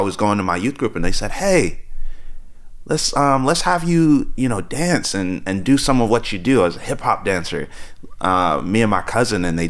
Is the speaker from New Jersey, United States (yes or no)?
yes; New Jersey, United States; moved away as an adult; also born or lived in Tulsa, Oklahoma; grew up in actually inner city New Jersey